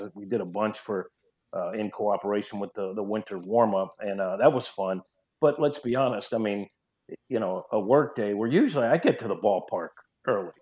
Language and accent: English; New York, United States; accent: New York twang; moved away as an adult; now in St. Louis, United States; I'm a New Yorker. I still have a little New York twang